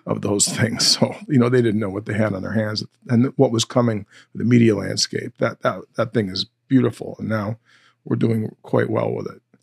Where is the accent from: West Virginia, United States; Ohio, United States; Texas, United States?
Ohio, United States; North Olmsted; also born or lived in Independence, Missouri; I was born in Independence, Missouri. Uh, but at three years old, my family moved to North Olmsted, Ohio, basically Cleveland, Ohio. And, uh, I've been in that area the, you know, ever since I was three